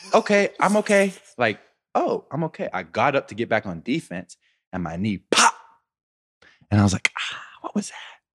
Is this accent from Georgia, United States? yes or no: no; Pittsburgh, Pennsylvania, United States; I'm from Pittsburgh